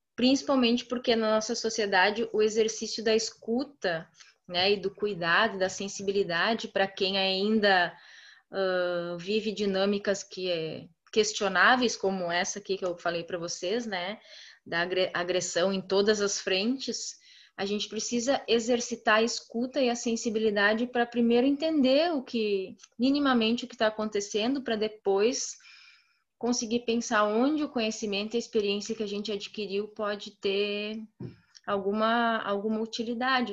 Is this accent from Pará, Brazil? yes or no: no; Santa Clara do Sul, Rio Grande do Sul, Brazil; moved away as an adult; also born or lived in Porto Alegre; eu estou numa cidade de 7 mil habitantes no interior do Rio Grande do Sul, uma cidade onde eu nasci